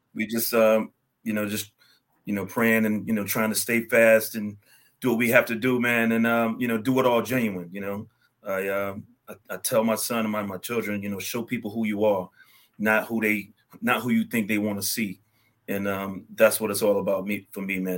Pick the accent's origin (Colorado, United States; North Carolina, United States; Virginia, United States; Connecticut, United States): North Carolina, United States; Raleigh; moved away as an adult; also born or lived in New York; born and bred in Raleigh, North Carolina.